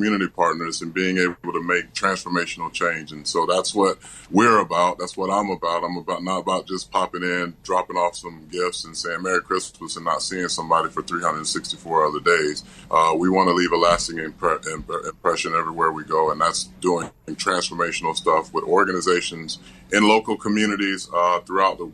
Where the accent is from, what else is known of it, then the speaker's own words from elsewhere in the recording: Tampa, Florida, United States; my hometown of Tampa, Florida